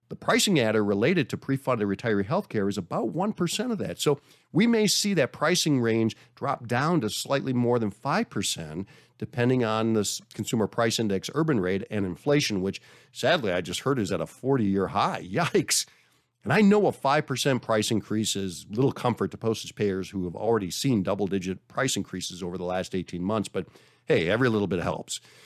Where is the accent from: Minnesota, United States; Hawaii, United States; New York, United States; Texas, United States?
Minnesota, United States; I'm from Minnesota